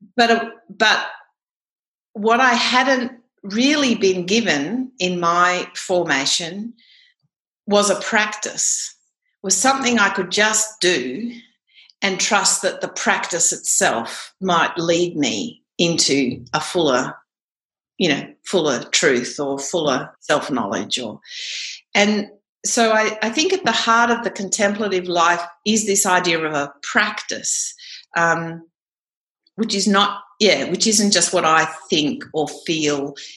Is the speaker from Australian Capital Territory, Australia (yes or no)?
yes; Canberra, Australian Capital Territory, Australia; I grew up in Canberra actually um, and still live here